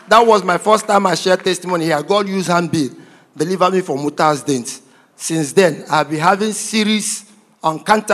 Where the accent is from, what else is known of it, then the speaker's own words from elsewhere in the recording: Aba, Abia, Nigeria; moved away; also born or lived in Imo State; I'm from Imo State, but I was grown up and brought up in Abia State. I was born and grown up in Abia State. In Abia State, precisely in Aba